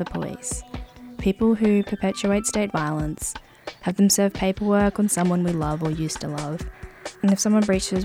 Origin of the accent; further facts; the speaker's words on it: Brisbane, Queensland, Australia; moved away as an adult; now in Melbourne, Australia; I grew up in Sherwood, Brisbane, on Yuggera country, and I've lived and worked the majority of my life on Yuggera and Turrbal country